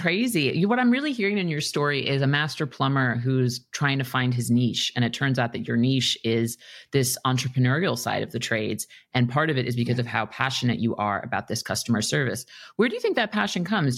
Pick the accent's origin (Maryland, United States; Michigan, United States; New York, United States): New York, United States; New York City; moved away; I'm from New York City originally, and I was young. I was still in grade school